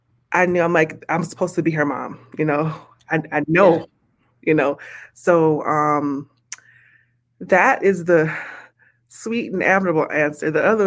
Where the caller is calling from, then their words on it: Minnesota, United States; I'm in Minnesota.